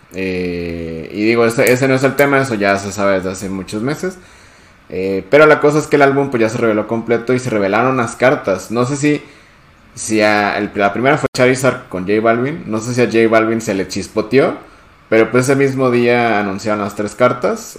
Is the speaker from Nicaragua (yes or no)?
no; Mexico; nosotros que somos de México